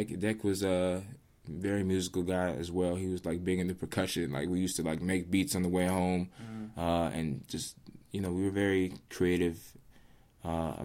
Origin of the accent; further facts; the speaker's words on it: Rockville, Maryland, United States; also born or lived in Washington, D.C.; I grew up in Rockville, but I still consider myself part of D.C.